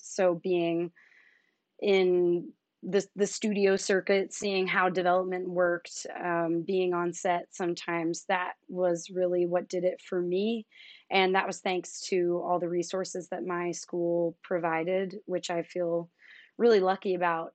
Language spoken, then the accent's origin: English; suburbs of Philadelphia, Pennsylvania, United States; moved away; I am also from the suburbs of Philly